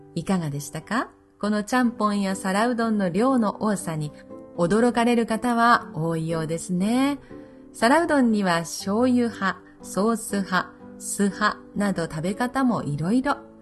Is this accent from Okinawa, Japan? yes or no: no; Nagasaki, Japan; 私は東長崎生まれですから、生まれ も育ちもですね